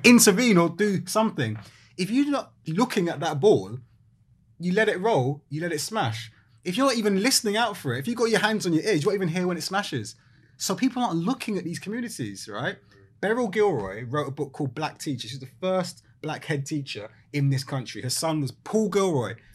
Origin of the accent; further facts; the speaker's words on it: London, United Kingdom; moved away as an adult; also born or lived in Walthamstow; now in East Yorkshire, United Kingdom; I grew up in London, Brixton